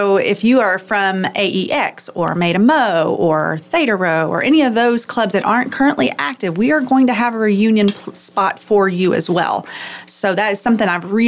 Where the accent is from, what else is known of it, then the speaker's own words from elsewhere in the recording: the Metroplex, Texas, United States; I was born in the Metroplex, and so I grew up at a church